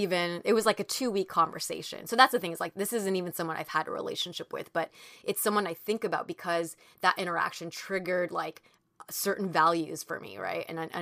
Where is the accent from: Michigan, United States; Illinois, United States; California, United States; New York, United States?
California, United States; because I grew up in Orange County, too, and he had that upbringing